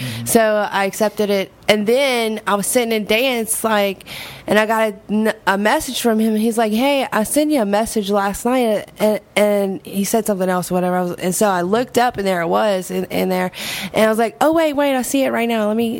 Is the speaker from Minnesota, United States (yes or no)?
no; Gonzales, Louisiana, United States; this girl that I grew up with in Gonzales, Louisiana.